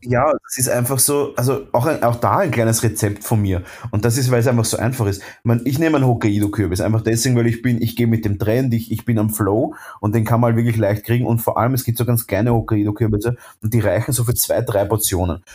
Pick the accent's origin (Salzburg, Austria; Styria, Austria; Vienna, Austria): Vienna, Austria; bei uns in Wien